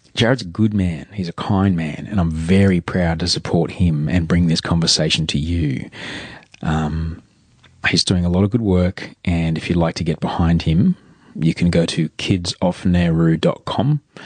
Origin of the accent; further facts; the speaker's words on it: Australia; as an Australian